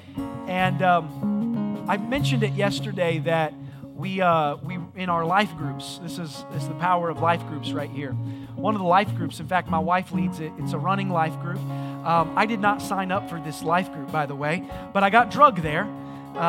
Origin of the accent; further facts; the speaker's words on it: Indiana, United States; moved away; I was from Indiana